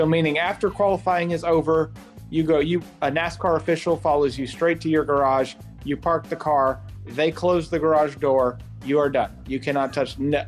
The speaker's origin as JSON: {"language": "English", "region": "the South", "country": "United States", "said": "I'm from the South. I didn't know what it was like to be hot and not sticky."}